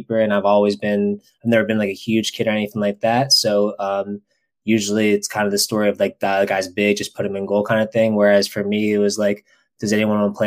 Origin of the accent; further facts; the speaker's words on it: Baltimore, Maryland, United States; I grew up in Baltimore